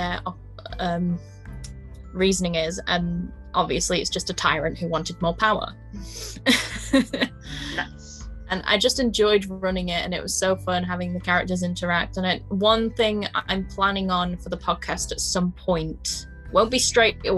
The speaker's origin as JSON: {"language": "English", "country": "United Kingdom", "accent": "northern", "said": "the northernness of myself, embracing my northernness"}